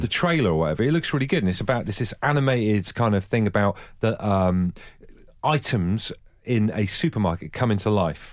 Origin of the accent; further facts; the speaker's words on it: near Buckfast, Devon, South West England, United Kingdom; I grew up near Buckfast in Devon, Buckfast Abbey